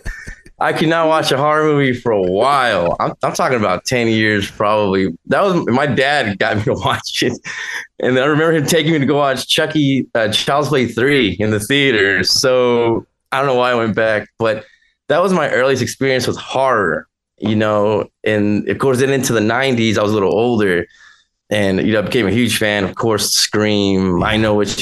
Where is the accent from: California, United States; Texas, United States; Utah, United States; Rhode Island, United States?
Texas, United States; Dallas; Dallas, Texas, my hometown